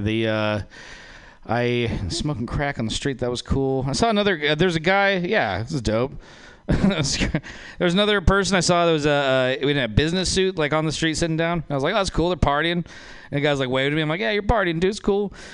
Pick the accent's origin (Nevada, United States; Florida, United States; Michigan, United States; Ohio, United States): Nevada, United States; moved away; I'm from Nevada. That's a white trash place